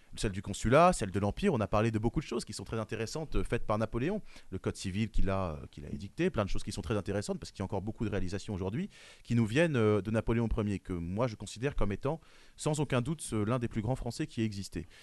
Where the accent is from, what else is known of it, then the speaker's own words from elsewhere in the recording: France; Je suis français